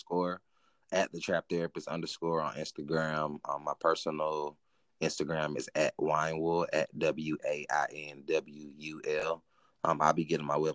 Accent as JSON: {"language": "English", "country": "United States", "said": "being American"}